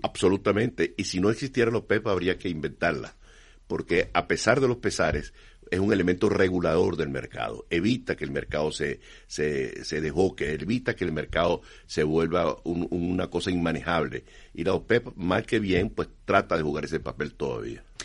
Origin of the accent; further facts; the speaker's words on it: Venezuela; Yo soy venezolano